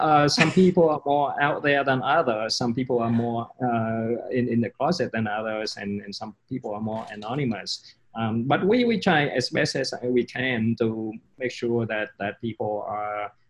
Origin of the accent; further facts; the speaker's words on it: London, United Kingdom; born there; So it so happens that I was born in London.